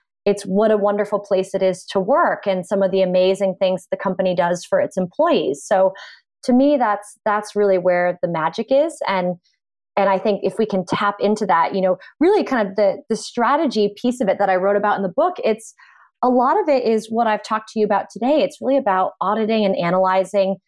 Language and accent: English; Boston, Massachusetts, United States; I am originally from Boston